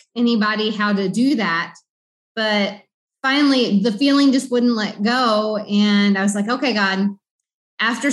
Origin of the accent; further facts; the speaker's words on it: Southern Illinois, United States; moved away as an adult; now in Honduras; I am from Southern Illinois